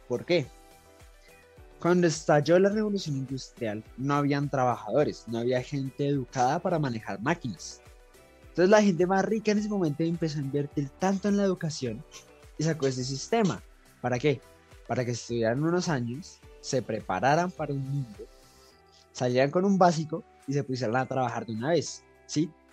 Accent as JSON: {"language": "Spanish", "country": "Colombia", "said": "tenemos como colombianos"}